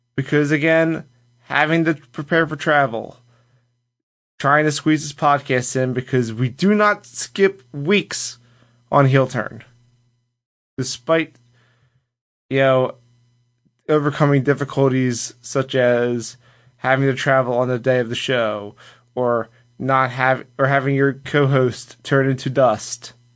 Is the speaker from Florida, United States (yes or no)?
no; Philadelphia, Pennsylvania, United States; I'm from Philadelphia